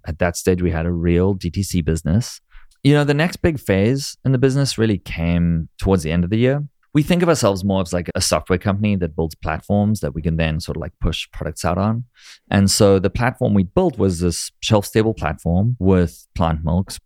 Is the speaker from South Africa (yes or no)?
yes; South Africa; moved away as an adult; also born or lived in Israel / New York; now in United States; growing up in South Africa